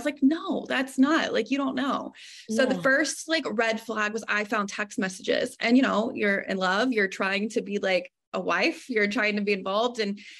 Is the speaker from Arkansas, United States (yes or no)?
yes; Arkansas, United States; moved away as an adult; also born or lived in East Texas; So I'm originally from Arkansas.